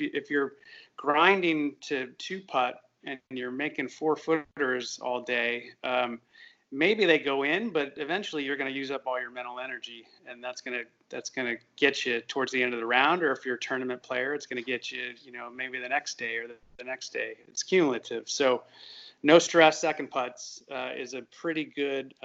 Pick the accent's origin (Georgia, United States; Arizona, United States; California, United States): California, United States; Northern; now in Texas, United States; I grew up in California, Northern California